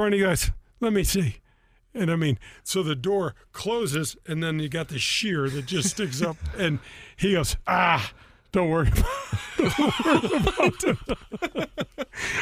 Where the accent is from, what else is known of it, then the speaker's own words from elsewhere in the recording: Missouri, United States; I'm from Missouri